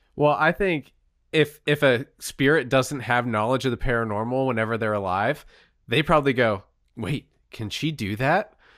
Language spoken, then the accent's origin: English; Pennsylvania, United States; we grew up in Pennsylvania